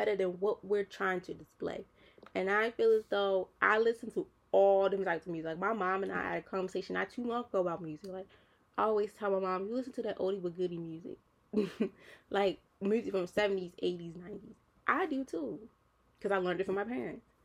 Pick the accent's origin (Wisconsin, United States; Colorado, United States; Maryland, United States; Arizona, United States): Maryland, United States; Baltimore; I'm a city girl. Like, I'm from Baltimore City